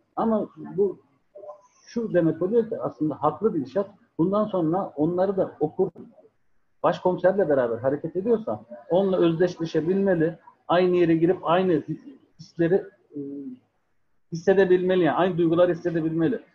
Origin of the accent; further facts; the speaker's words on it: Ankara, Turkey; moved away as an adult; also born or lived in Adana / Ceyhan / Sakarya; ben 1982 Ankara doğumluyum